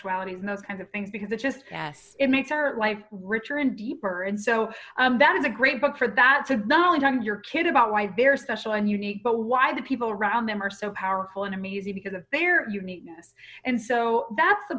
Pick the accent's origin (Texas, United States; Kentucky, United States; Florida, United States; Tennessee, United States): Florida, United States; Pensacola; Well, I'm a Florida girl originally. I'm a Pensacola girl.